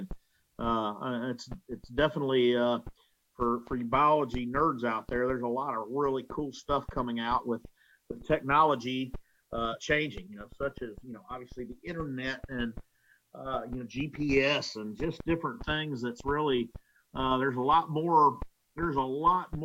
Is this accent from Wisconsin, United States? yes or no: no; West Virginia, United States; I was born in West Virginia